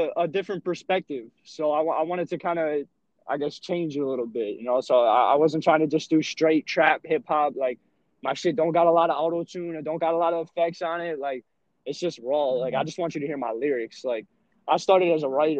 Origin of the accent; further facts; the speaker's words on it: suburban New Jersey, United States; also born or lived in Rockaway, New Jersey; I'm just a little white kid from suburban New Jersey. I live in Rockaway, New Jersey